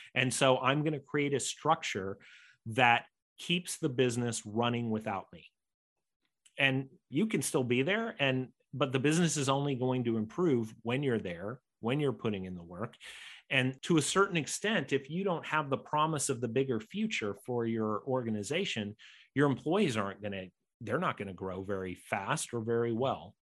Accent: United States; accent: American; I'm an American, you might know by my accent

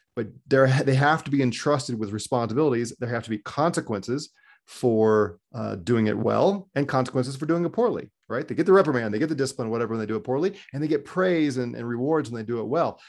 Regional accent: United States; as an American

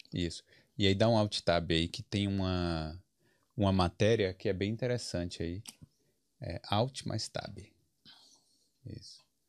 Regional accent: Brazil; now in Ireland; eu, brasileiro

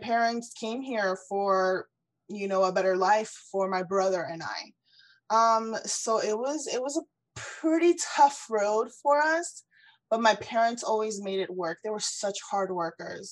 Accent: South Florida, United States; moved away as an adult; also born or lived in Ecuador / Orlando, Florida; now in Houston, United States; I was born in Ecuador and I was brought to the US when I was 4 years old. So I've lived here pretty much my whole life. And I was raised in South Florida

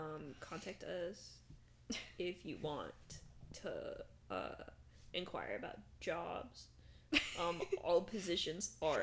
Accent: California, United States; growing up in California

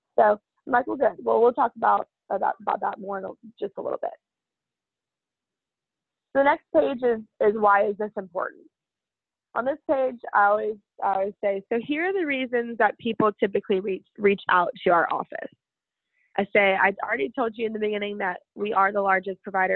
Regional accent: Texas, United States; also born or lived in Fairfax; I wasn't born here, but I've been in Texas almost my whole life. I was born in Fairfax.

